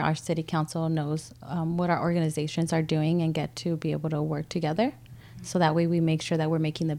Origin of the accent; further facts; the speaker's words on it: Guadalupe, California, United States; also born or lived in Santa Maria, California; I was born in San Maria, but I was raised in Guadalupe my whole life, and so I have really strong connections to the community.